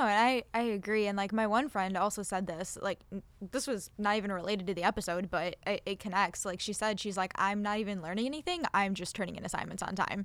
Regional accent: Buffalo, New York, United States; I'm from Buffalo, I don't plan on leaving Buffalo

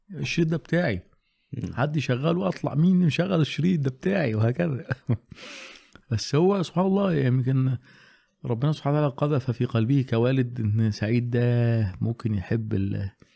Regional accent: Alexandria, Alexandria Governorate, Egypt; عندنا في اسكندريه

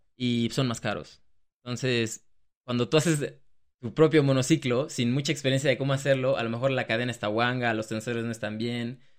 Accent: Mexico; moved away as an adult; also born or lived in Australia; now in Germany; digo que soy de México

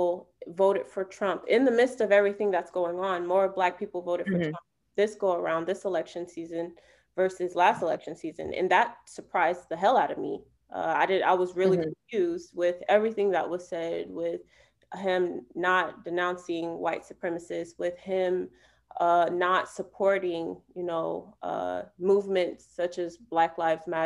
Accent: Tampa, Florida, United States; I'm from Tampa

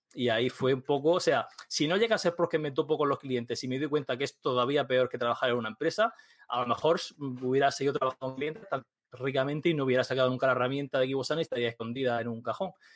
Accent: Murcia, Region of Murcia, Spain; soy un tío de Murcia

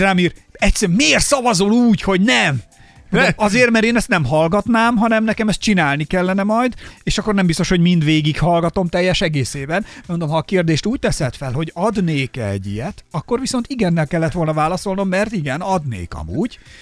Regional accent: Somogy, Hungary; én somogyi gyerek vagyok

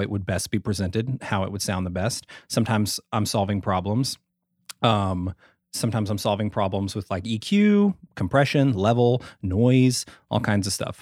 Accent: Ada, Oklahoma, United States; also born or lived in Sherman, Texas; grew up in a really small town in southern Oklahoma

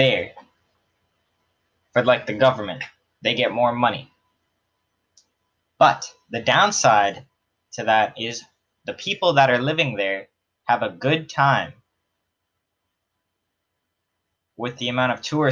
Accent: Canada; Considering I'm a Canadian, I understand some stereotypes because I get called like, oh, you say a boot weird

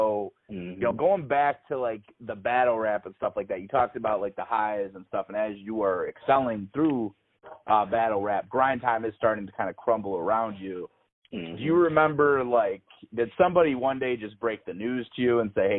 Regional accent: Highland Park, Michigan, United States; I'm from Highland Park

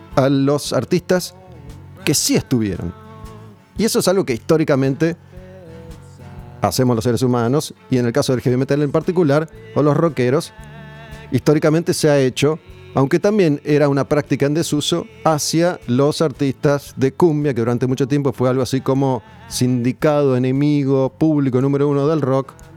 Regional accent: Argentina; como pueblo argentino

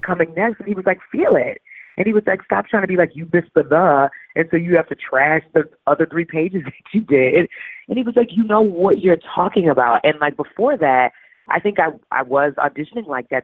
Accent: New Orleans, Louisiana, United States; moved away; also born or lived in St. Paul, Minnesota; I'm from New Orleans

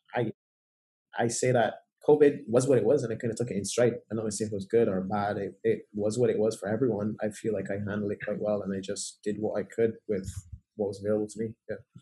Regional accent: Barbados; growing up in Barbados

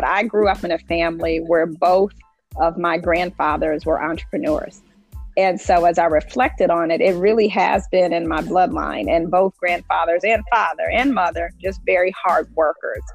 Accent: Indianapolis, Indiana, United States; I am a native of Indianapolis. So I grew up here in Indianapolis in the Butler Tarkington neighborhood.

